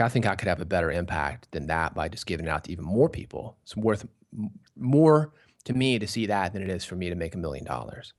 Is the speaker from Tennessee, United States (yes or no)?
yes; Nashville, Tennessee, United States; I was born in Nashville